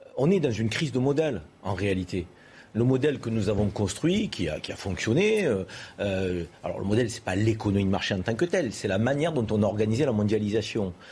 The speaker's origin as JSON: {"language": "French", "country": "France", "said": "nous, en tant que Français"}